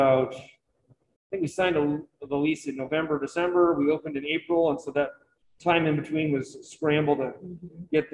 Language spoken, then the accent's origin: English; Harpswell, Maine, United States; I grew up in Hapswell, where we had our own lighthouse